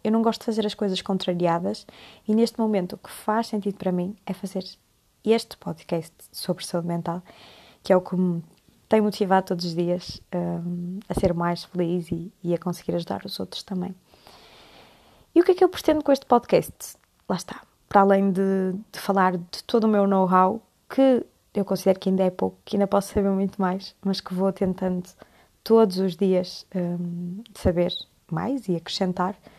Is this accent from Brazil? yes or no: no; Porto, Norte, Portugal; moved away as an adult; now in Coimbra, Portugal; sou do Porto, mas estudo medicina em Coimbra